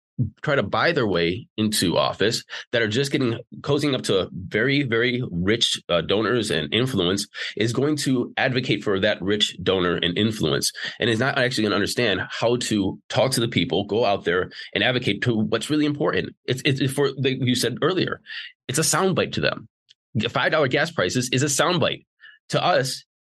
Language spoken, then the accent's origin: English; Slavic Village, Ohio, United States; So I grew up in Slavic Village. I lived in a place called Bedford. I lived in, Chardon and Solon and Twinsburg and Streetsboro. I'm currently in Bay Village.